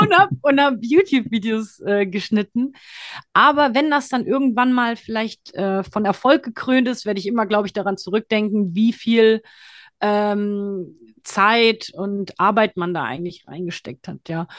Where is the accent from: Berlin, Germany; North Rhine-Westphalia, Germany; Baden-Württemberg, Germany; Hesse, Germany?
Hesse, Germany; Frankfurt; also born or lived in Thailand; gebürtige Frankfurterin